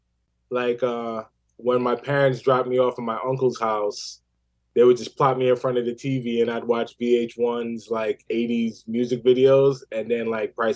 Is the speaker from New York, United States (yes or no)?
yes; New York City, New York, United States; I was in Queens, South Ozone Park, until like second grade.